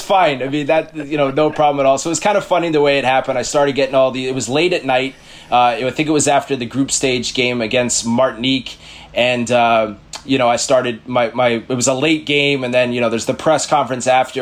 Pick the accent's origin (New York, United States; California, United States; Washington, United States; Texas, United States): New York, United States; New York City; I grew up in New York City